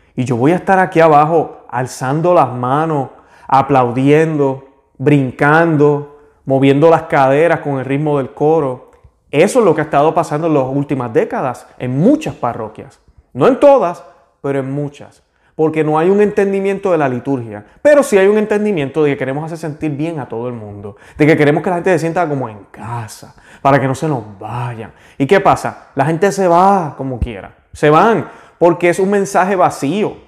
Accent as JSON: {"language": "Spanish", "country": "Puerto Rico", "said": "yo que soy de Puerto Rico"}